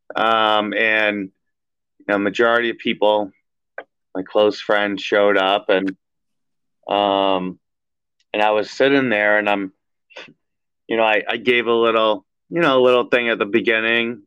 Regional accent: Everett, United States; I grew up with Anthony in Everett

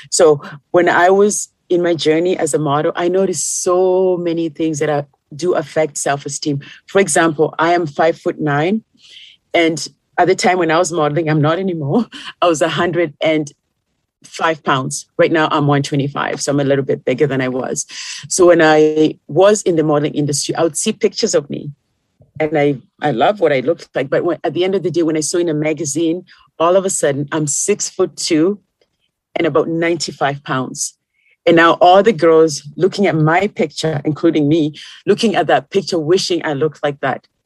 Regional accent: Kenya; moved away; when I came from Kenya to here, my foundation was still the same

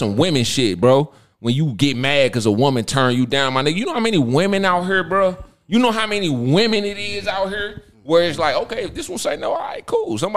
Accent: Berkeley, Missouri, United States; I'm from Berkeley.

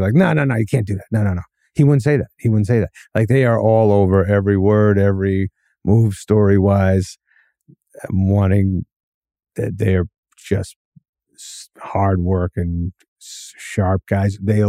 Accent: New England, United States; when I was growing up in New England, I'd see a movie in California.

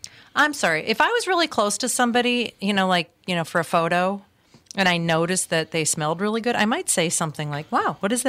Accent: Minnesota, United States; I mean, I'm a Minnesotan, so we've got that, personal bubble that's about, 6 feet wide.

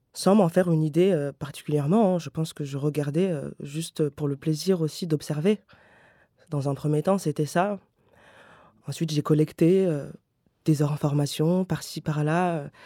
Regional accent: Paris, Île-de-France, France; je viens déjà de Paris

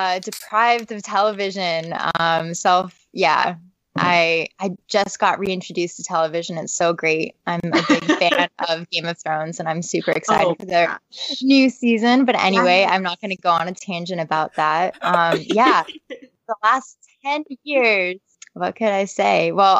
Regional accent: West Coast, United States; moved away as an adult; also born or lived in Los Angeles; now in East Coast, United States; I have a family and moved across the country. I'm on the East Coast now, even though I was born on the West Coast, and did most of my modeling work out in Los Angeles

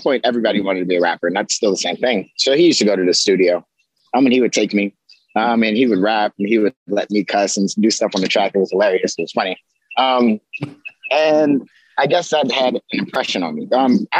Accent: Pittsburgh, Pennsylvania, United States; also born or lived in Greensburg, Pennsylvania; I grew up on the Hill District and the North side of Pittsburgh

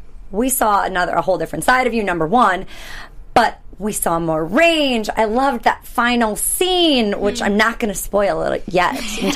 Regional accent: Wisconsin, United States; So Guys, we're in Wisconsin, my home state. Technically, in Wisconsin, my home state.

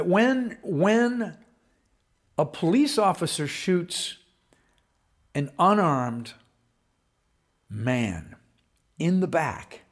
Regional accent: Wisconsin, United States; my home state of Wisconsin

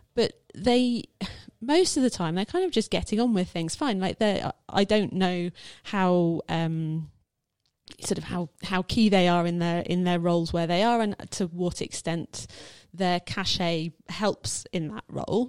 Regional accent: United Kingdom; as a British person

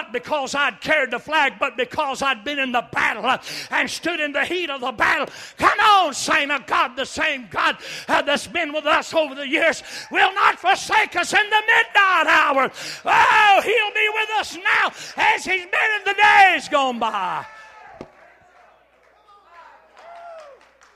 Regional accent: United States; I'm a true-blooded, dyed-in-the-wool, red-blooded American all the way.

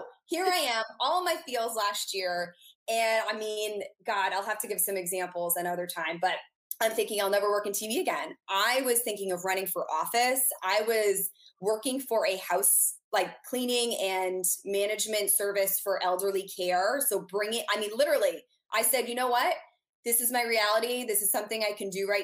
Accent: New England, United States; now in Orlando, United States; I'm from New England

